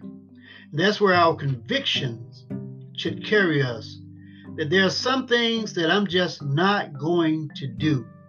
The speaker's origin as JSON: {"language": "English", "country": "United States", "tie": "born or raised there", "said": "I was born and raised in Lawrence County and been here all my life"}